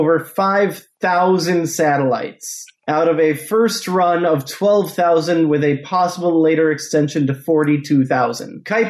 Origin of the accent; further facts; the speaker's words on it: Michigan, United States; when he learned that I was from Michigan.